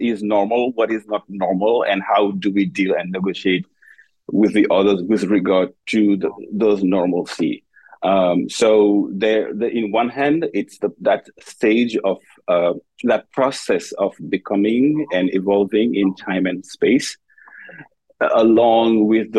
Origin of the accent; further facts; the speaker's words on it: Senegal; moved away as an adult; now in United States; I am an assistant professor in the Department of Dance. I am originally from Senegal, West Africa. And I made my way to the US 10 years ago.